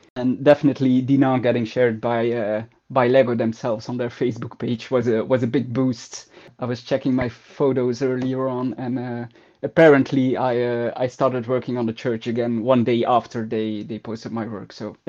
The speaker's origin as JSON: {"language": "English", "town": "Ghent", "region": "Flanders", "country": "Belgium", "tie": "born or raised there", "said": "I started actually with the idea of building part of my hometown, so part of Ghent."}